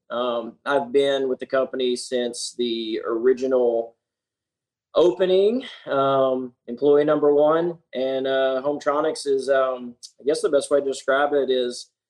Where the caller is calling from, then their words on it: Jonesboro, Arkansas, United States; I'm coming live from Jonesboro, Arkansas.